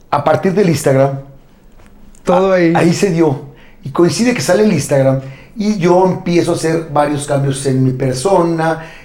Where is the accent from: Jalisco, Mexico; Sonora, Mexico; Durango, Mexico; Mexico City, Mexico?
Jalisco, Mexico; Guadalajara; yo nací aquí en Guadalajara, mi padre también, pero sus padres eran de Tepatitlán.